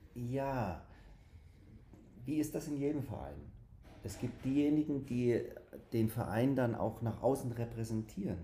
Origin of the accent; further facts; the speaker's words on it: Hanau, Hesse, Germany; aus Hanau